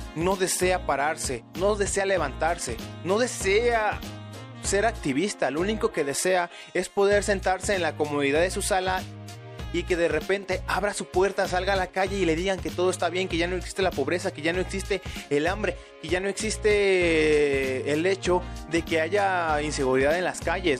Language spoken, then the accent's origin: Spanish; Mexico; Los mexicanos no tenemos esa capacidad